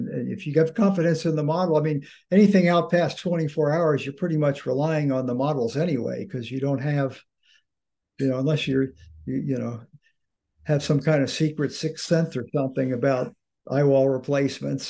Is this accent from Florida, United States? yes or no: no; Delaware, United States; also born or lived in Boston, Massachusetts; I grew up in Delaware. Actually, I was born outside of Boston